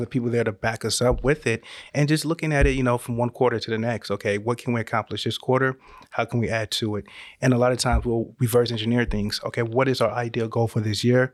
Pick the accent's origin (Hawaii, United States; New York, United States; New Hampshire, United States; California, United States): California, United States; Northern; moved away as an adult; now in Georgia, United States; we're originally from Northern California